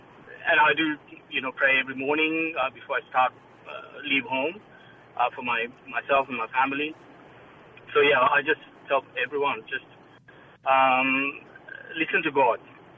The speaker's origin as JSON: {"language": "English", "town": "Melbourne", "region": "Victoria", "country": "Australia", "said": "We're from Melbourne, and we used to be a part of the church, and used to do a lot of volunteer work."}